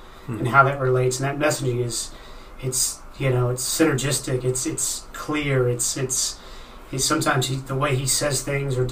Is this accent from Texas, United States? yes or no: yes; Dallas, Texas, United States; also born or lived in Mexico / Denmark; now in Pittsburgh, United States; growing up in the Dallas area, it's a pretty Latin-heavy